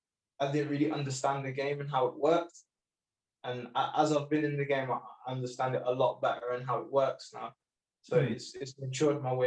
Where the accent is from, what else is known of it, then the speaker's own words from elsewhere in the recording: United Kingdom; Although I do represent the British Sikh community, the Indian community, I am British, my home. I love Britain.